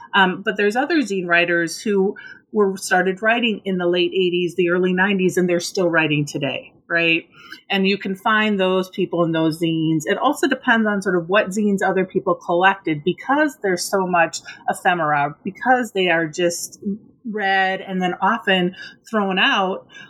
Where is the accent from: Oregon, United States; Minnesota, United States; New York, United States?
Minnesota, United States; moved away; I grew up in Minnesota, I was really involved in sort of this Minnesota punk scene